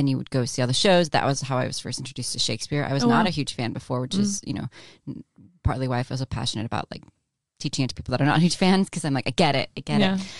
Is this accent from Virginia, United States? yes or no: no; Orange County, California, United States; now in Los Angeles, United States; I grew up in Orange County, went to Pepperdine.